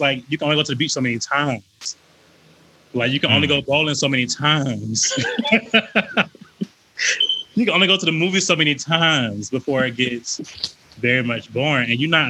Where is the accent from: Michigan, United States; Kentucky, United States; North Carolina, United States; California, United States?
North Carolina, United States; Wilmington; moved away as an adult; now in Atlanta, United States; Not originally, no. I moved here in 2014 to go to Morehouse, but I'm originally from North Carolina.